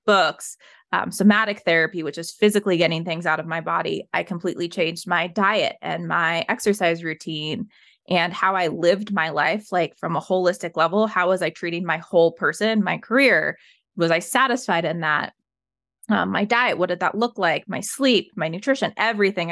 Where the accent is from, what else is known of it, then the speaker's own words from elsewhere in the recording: Evergreen, Colorado, United States; I was raised in Evergreen, Colorado